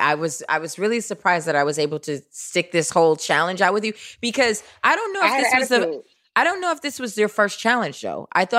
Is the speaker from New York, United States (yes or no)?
yes; New York, United States; As a New Yorker